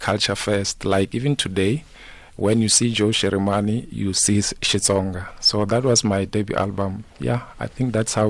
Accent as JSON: {"language": "English", "town": "Pretoria", "region": "Gauteng", "country": "South Africa", "tie": "born or raised there", "also_born_or_lived": "Limpopo", "said": "Originally, I'm from Tsani Nwamito in Limpopo. Okay. Yes, and then, but I grew up in Pretoria. I attended school there. And then, yeah, I think my life currently is based in Pretoria, in Soshanguve"}